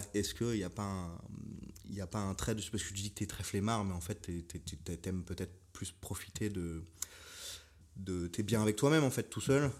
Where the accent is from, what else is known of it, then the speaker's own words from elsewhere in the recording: Paris, Île-de-France, France; Moi-même qui suis euh, parisien, né et tout